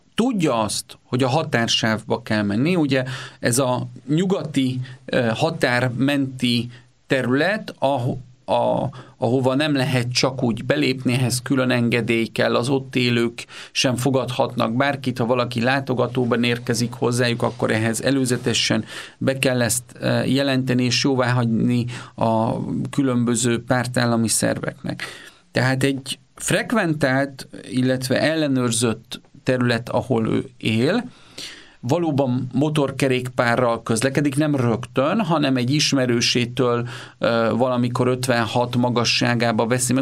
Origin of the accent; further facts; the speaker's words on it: Körmend, Vas, Hungary; Én Körmenden születtem, és ott jártam általános és középiskolába